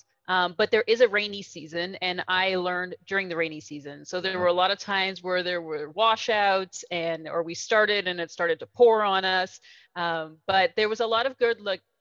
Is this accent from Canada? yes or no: yes; Canada; also born or lived in New Orleans, United States; now in Guatemala; I am a Canadian